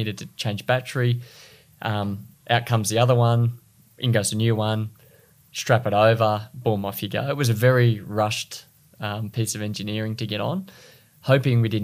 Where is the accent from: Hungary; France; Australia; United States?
Australia; Sydney, New South Wales; I was from Sydney